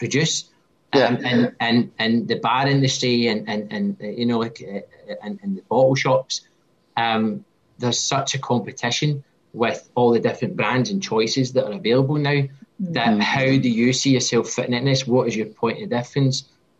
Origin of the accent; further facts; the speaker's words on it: Scotland, United Kingdom; accent: Scottish; now in Tasmania, Australia; my Scottish accent